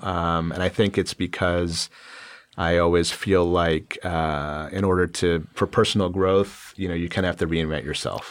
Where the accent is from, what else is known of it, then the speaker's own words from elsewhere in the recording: Rochester, New York, United States; I grew up in Rochester, New York